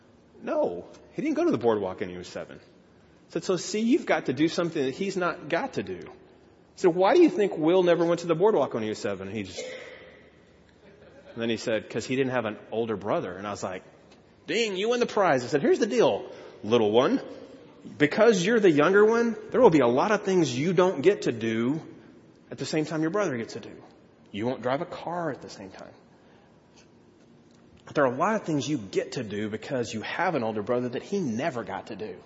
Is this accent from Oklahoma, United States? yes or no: no; Texas, United States; I grew up in Texas